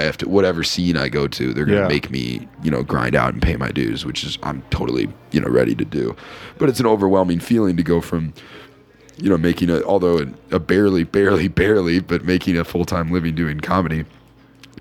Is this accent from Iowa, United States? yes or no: yes; Iowa, United States; the reason I've stayed in Iowa is because my apartment rents for like $250 a month